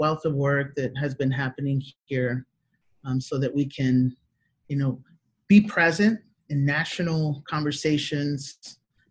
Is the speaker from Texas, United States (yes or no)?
yes; Houston, Texas, United States; I'm in Houston, Texas, born and raised